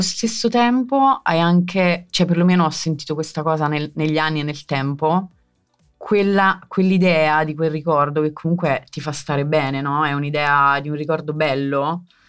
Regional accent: Zungoli, Campania, Italy; now in Rimini, Italy; la mia casa dove ci sono le mie radici, il mio paesino in provincia di Avellino che è Zungoli

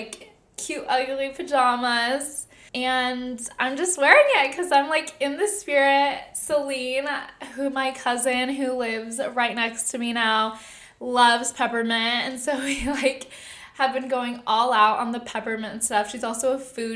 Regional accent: Southern California, United States; now in San Francisco, United States; I'm from SoCal

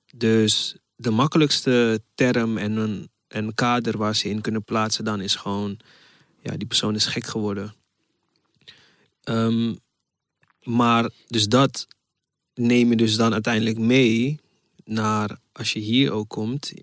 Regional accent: Ghana; now in Netherlands; ik kom uit Ghana.

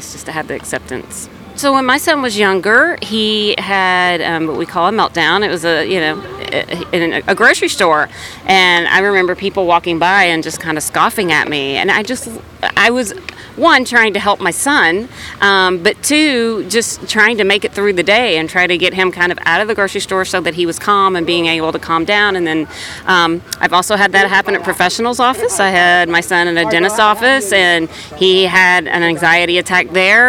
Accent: South Bend, Indiana, United States; I'm from South Bend, Indiana.

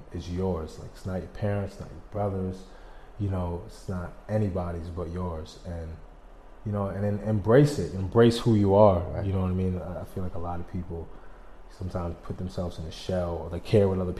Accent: Albany, New York, United States; I'm from Albany

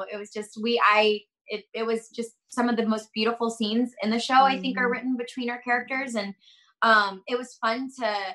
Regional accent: Florida, United States; we're both from Florida. We have like we were raised in like similar backgrounds

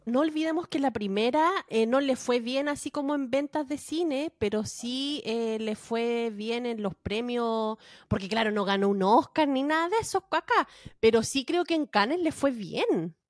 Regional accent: Valparaíso, Chile; yo soy de Valparaíso

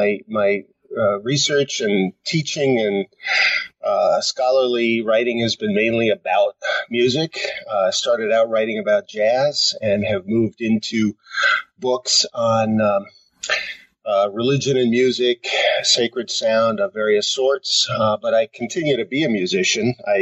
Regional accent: Tenafly, New Jersey, United States; Well, I grew up in a town outside of New York City called Tenafly, right across the Hudson River, and basically spent my life up and down the East Coast.

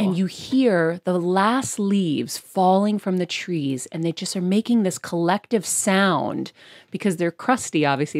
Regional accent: Boston, Massachusetts, United States; I'm from Boston.

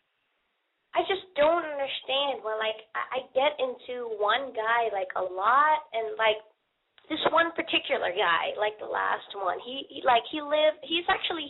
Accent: Netherlands; moved away as an adult; now in Charlotte, United States; I moved here to be with someone. I'm from Holland

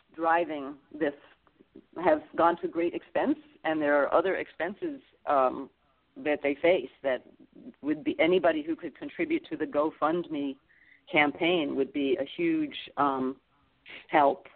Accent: Massachusetts, United States; I come from Massachusetts, so my filing was in Boston

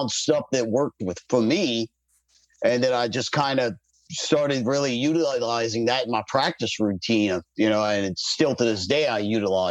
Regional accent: New Orleans, Louisiana, United States; I'm from New Orleans

